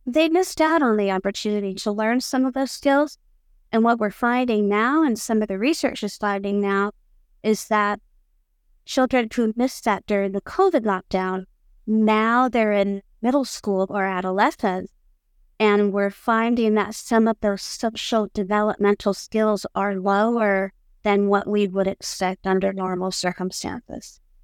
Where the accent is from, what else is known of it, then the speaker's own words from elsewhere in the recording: Iowa, United States; moved away as an adult; now in Hamburg, Germany; I was born in Iowa, in the United States, and have lived in Hamburg for the past twenty-nine years